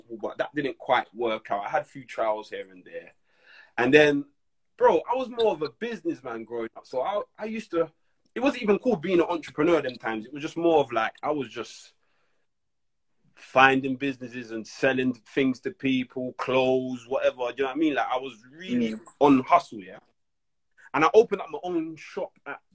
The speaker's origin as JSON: {"language": "English", "region": "London", "country": "United Kingdom", "said": "I'm from Brixton"}